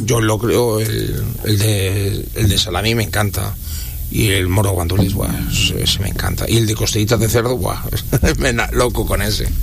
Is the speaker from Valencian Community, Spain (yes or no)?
no; Catalonia, Spain; now in Dominican Republic; donde yo soy, el de Cataluña